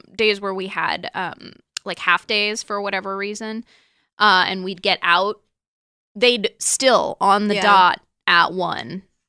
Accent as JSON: {"language": "English", "town": "San Diego", "region": "California", "country": "United States", "tie": "born or raised there", "said": "I grew up in La Jolla in San Diego"}